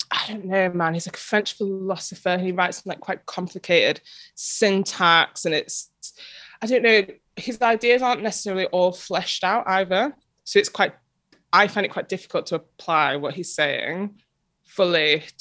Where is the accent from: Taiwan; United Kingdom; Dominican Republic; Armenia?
United Kingdom; England; also, especially as English people